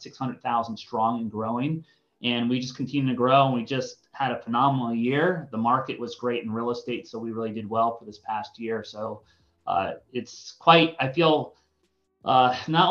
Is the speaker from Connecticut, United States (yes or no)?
yes; Connecticut, United States; moved away as an adult; also born or lived in Boulder, Colorado; now in San Diego, United States; I grew up in East Coast, a suburb of New York. I call it the state of Connecticut